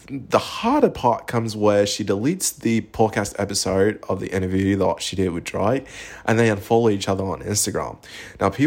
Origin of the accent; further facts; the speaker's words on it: Australia; also born or lived in United Kingdom; I'm an Australian Brit, so like in Australia and the UK, our humor is very dry